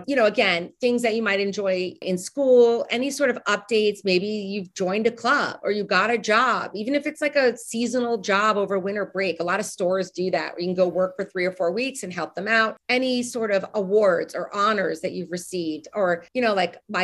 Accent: New York, United States; moved away as an adult; also born or lived in Nashville, Tennessee / Chicago; I'm from New York.

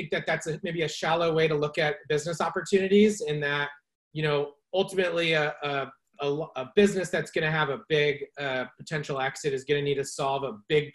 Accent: California, United States; also born or lived in San Francisco / Chico; born and raised in California. I live in Marin County now in San Rafael, but spent about the last decade in San Francisco and grew up just a little north of here

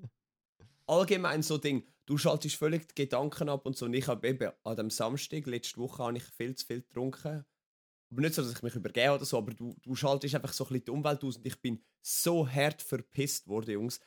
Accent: Wetzikon, Zurich, Switzerland; Ich bin 27 in Wetzigen geboren

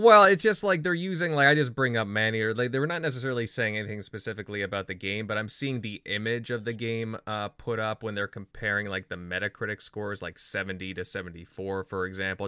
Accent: Canada; as a Canadian

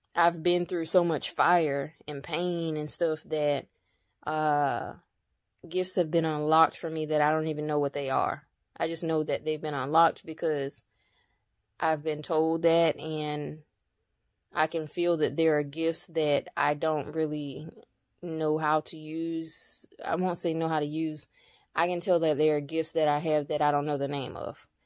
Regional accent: United States; I'm indigenous to America. I belong here

